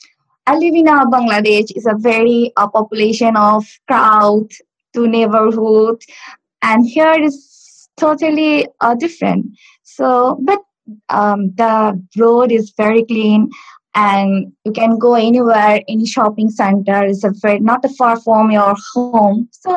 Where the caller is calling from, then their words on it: Stockport, North West England, United Kingdom; I'm calling from, I live in Stockport.